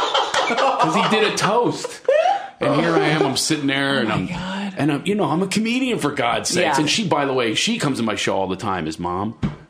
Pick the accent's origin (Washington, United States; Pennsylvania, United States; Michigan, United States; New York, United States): Pennsylvania, United States; outside of Philadelphia; I grew up poor outside of Philadelphia, right?